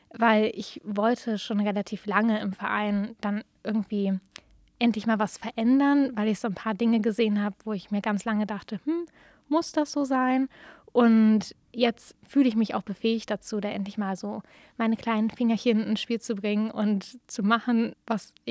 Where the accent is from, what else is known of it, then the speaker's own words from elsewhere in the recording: Berlin, Germany; now in Jena, Germany; Also ich komme eigentlich ursprünglich aus Berlin und dann konnte ich mich nicht so richtig entscheiden, wo ich hin möchte.